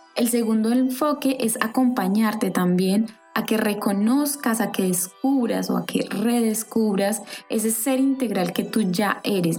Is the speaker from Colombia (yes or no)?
yes; Colombia; moved away as an adult; now in France; estoy creando nuevas bases en un país diferente al que nací. Yo soy colombiana y estoy viviendo en Francia.